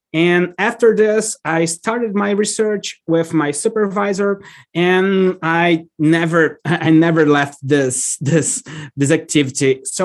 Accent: Fortaleza, Ceará, Brazil; moved away as an adult; also born or lived in Salvador, Brazil / Missouri, United States / Belo Horizonte, Brazil / São Luís, Brazil; now in East Lansing, United States; I'm from Fortaleza in Brazil, but I also lived in Salvador, Missouri, Belo Horizonte, São Luís in Brazil, and Curitiba. And now I am in East Lansing, Michigan

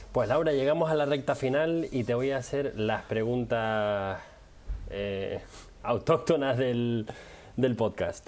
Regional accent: Canary Islands, Spain; now in Netherlands; yo soy de Canarias

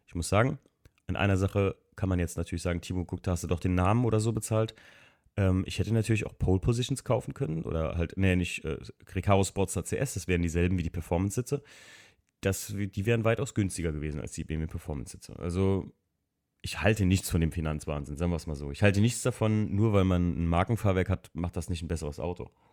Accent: Eifel, Germany; bei uns in der Eifel

